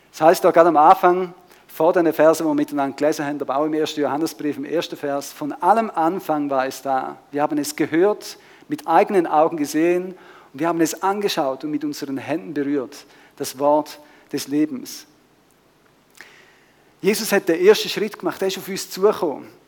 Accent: Switzerland; wir kommen aus der Schweiz, leben ein bisschen in der Nachbarschaft

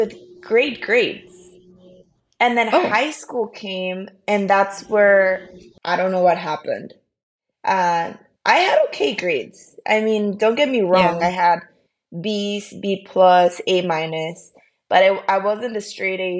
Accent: Tecate, Baja California, Mexico; moved away as an adult; also born or lived in San Diego, California, United States / Tijuana, Mexico; now in Philadelphia, United States; So I was born in San Diego, California, but I was raised in Tecate, Baja California

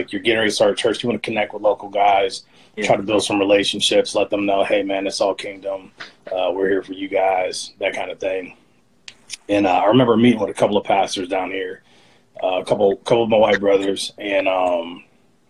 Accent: Cleveland, Ohio, United States; moved away; I grew up on the west side of Cleveland

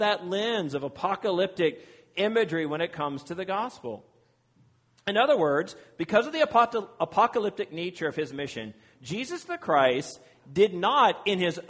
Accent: Virginia, United States; moved away; I'm from Virginia and I'm a proud Virginian

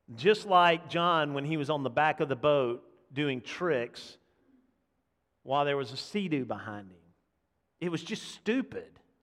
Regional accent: Montgomery, Alabama, United States; We grew up in Montgomery, or my family was in Montgomery, so we being the boys, the … boys, grew up in Montgomery

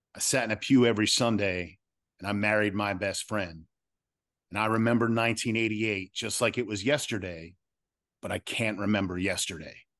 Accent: Philadelphia, Pennsylvania, United States; growing up in the Philly area

